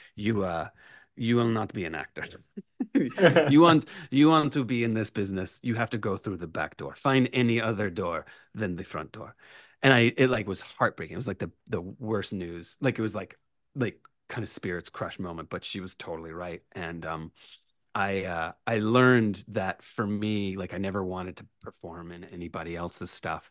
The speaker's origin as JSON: {"language": "English", "town": "Richmond", "region": "Virginia", "country": "United States", "tie": "born or raised there", "also_born_or_lived": "Roanoke, Virginia", "moved": "as an adult", "lives_now": "New York, United States", "said": "I was raised in Richmond, Virginia"}